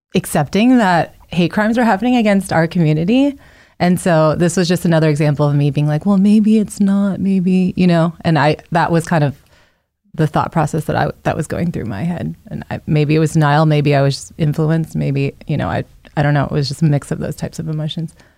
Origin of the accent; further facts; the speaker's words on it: Northern Virginia, United States; I am, yeah, from Northern Virginia